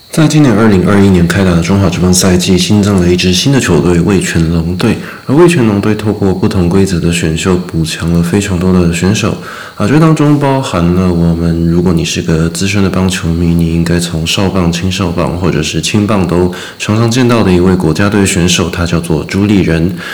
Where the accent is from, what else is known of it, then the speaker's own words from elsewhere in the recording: Taiwan; also born or lived in Australia; 我们台湾人